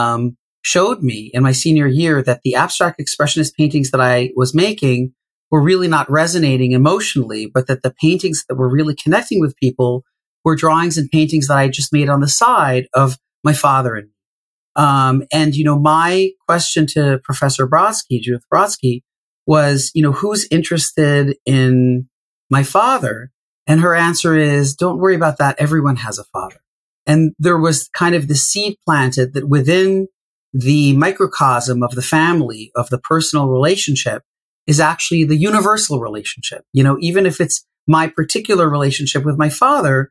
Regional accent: New Jersey, United States; also born or lived in Kibbutz Kinneret, Israel; now in New York City, United States; I was born in Kibbutz Kinneret. I moved to New Jersey at the age of 2

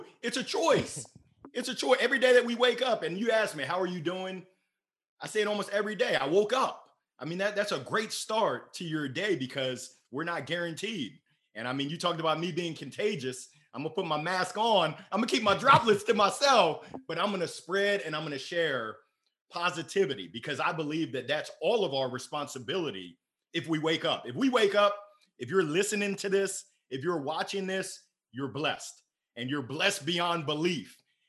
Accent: Columbia, Maryland, United States; also born or lived in Baltimore / Danville, Illinois / Grand Island, Nebraska / Tuscaloosa, Alabama; Outside of Baltimore. I grew up in Columbia, Maryland. It's crazy. I was born in Baltimore and we moved around. I've lived in Danville, yeah, Illinois, Grand Island, Nebraska, Tuscaloosa, Alabama

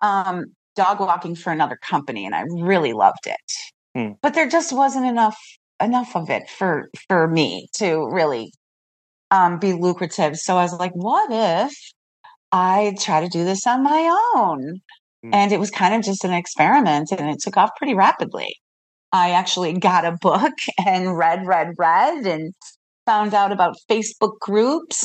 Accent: Chicago, Illinois, United States; moved away as an adult; I'm actually from Chicago, and I've been here now for 12 years

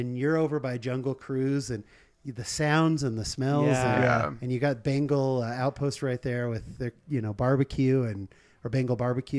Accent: Northern California, United States; I grew up in Northern California.

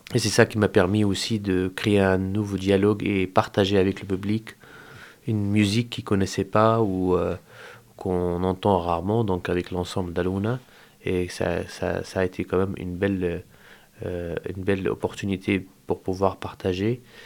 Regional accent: Al-Amari refugee camp, West Bank, Palestine; moved away as an adult; now in Angers, France; je quittais ma maison, chez moi en Palestine, euh, dans le camp de réfugiés à la Marie, là où j'ai grandi

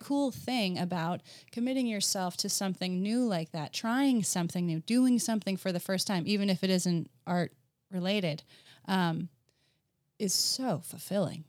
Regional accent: New Jersey, United States; moved away as an adult; also born or lived in Virginia / upstate New York; I grew up in New Jersey, so just last weekend I was at the Jersey Shore

